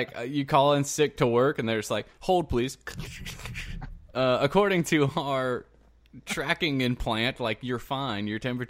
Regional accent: Stone Mountain, Georgia, United States; I was born in Stone Mountain.

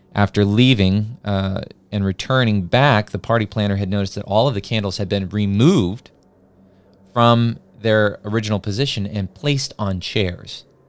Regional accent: New Mexico, United States; as a kid growing up in New Mexico

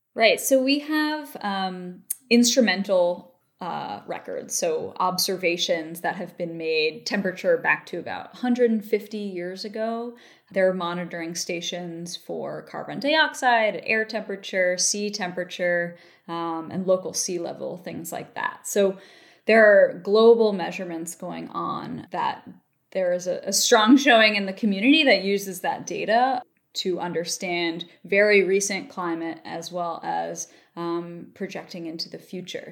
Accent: Baltimore, Maryland, United States; moved away; also born or lived in Palisades, New York; I'm from Baltimore, Maryland originally.

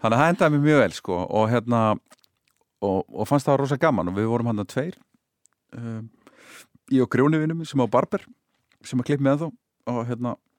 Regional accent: Hafnarfjörður, Capital Region, Iceland; ég flutti þá upp á Holt sko. þá, hérna, eh, sem var þá bara svona í hverfi í nýbyggingu sko. Holti í Hafnaveri

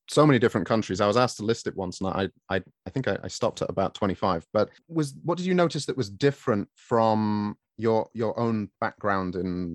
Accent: England, United Kingdom; I'm from England

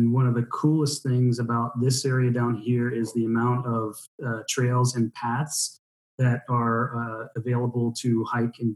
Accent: United States; now in Neuleiningen, Germany; as an American.

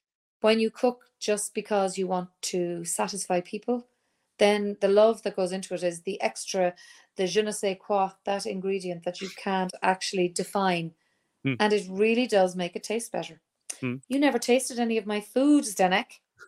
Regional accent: Leinster, Ireland; accent: neutral; But I'm from Kildare, which is quite close to Dublin, and I have, I suppose, a neutral accent. My parents were from the south, from Cork and Clare, and so my accent is very non specific.

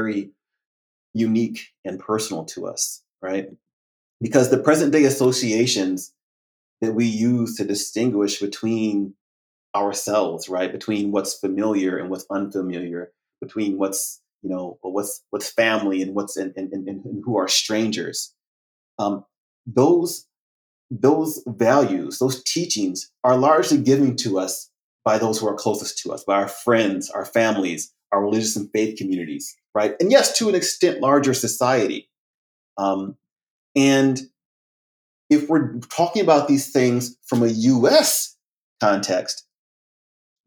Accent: United States; also born or lived in France; I'd unequivocally been called an American, uncouched by African American, Black American.

